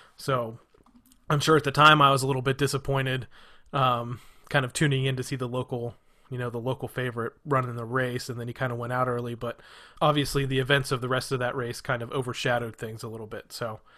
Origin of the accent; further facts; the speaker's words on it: Northeast Ohio, United States; now in Florida, United States; I grew up in Northeast Ohio, which is where the Blaney family is from. So I grew up probably about less than maybe 5 minutes from, I think, the Blaney Homestead in Hartford.